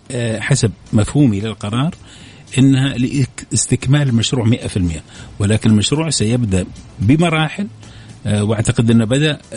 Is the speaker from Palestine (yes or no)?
no; Saudi Arabia; احنا الآن تقريبا 22 23 لكن سنصل كسعوديين في العشر سنوات القادمة تقريبا إلى 30 مليون